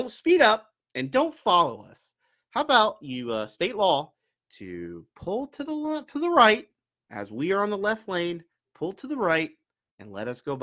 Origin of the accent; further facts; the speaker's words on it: Florida, United States; moved away; I'm from Florida, so you know, but I've been up here for 14, 15 years now